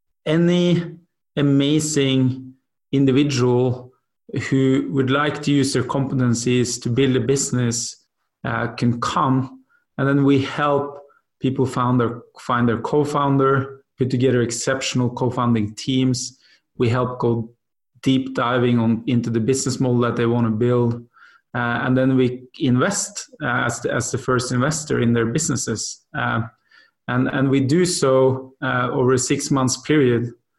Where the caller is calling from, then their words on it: Singapore; I'm joining you from Singapore.